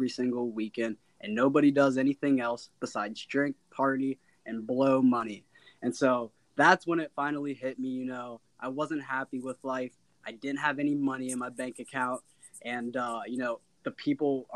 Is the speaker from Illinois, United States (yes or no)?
no; Cincinnati, Ohio, United States; I was always born and raised in Cincinnati, Ohio